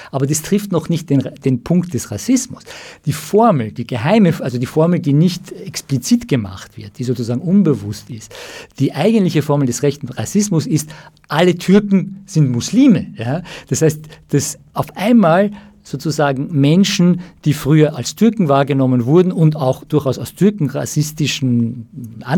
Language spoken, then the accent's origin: German; Iran; komme aus dem Iran, vielleicht äh, haben die Hörer von den, von den jüngsten Entwicklungen im Iran gehört